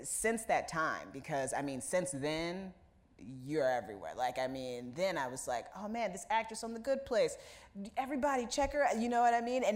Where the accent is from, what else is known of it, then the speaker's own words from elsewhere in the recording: Indiana, United States; moved away as an adult; now in New York, United States; where I grew up in Indiana